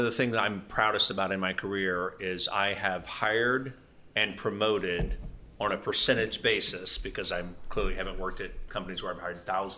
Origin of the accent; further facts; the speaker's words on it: Louisiana, United States; I grew up in Louisiana.